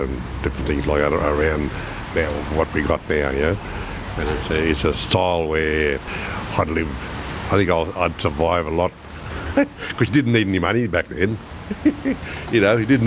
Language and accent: English; Aberdeen, New South Wales, Australia; also born or lived in Armidale / Bellbrook; I grew up in a little town called Aberdeen.